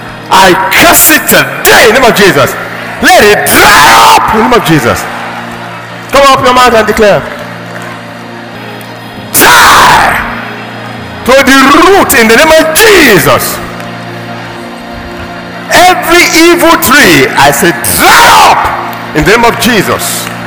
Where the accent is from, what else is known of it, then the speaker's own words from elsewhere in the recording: Nigeria; blessed as a Nigerian, blessed in my nation.